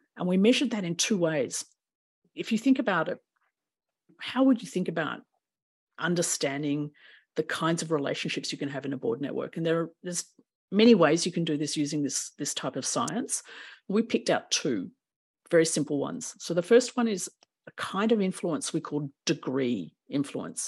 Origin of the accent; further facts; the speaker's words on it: Melbourne, Victoria, Australia; I was born in Melbourne, Naarm